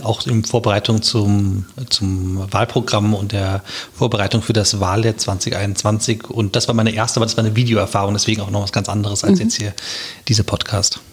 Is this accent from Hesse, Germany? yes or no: yes; Wiesbaden, Hesse, Germany; moved away as an adult; also born or lived in Munich / Mainz; ich bin äh, auch Wiesbadener äh, von Geburt an und auch ähm, stolzer Wiesbadener